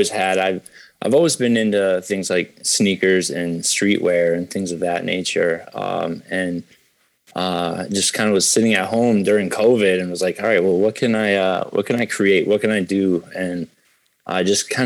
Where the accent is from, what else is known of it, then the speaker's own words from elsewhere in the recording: Springfield, Massachusetts, United States; I was raised in Springfield, so I'm from a city